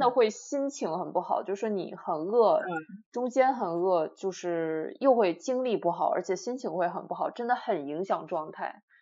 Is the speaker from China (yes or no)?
yes; Shandong, China; also born or lived in Baden-Württemberg, Germany; now in Germany; 我山东人